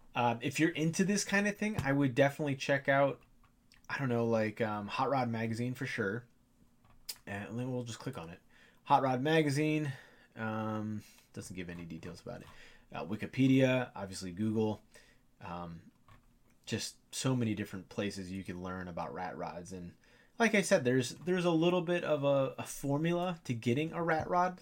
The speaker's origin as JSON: {"language": "English", "region": "Ohio", "country": "United States", "said": "I'm from Ohio"}